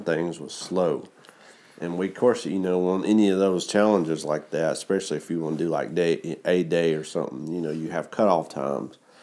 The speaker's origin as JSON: {"language": "English", "region": "Georgia", "country": "United States", "tie": "born or raised there", "said": "Got all the way to my home state"}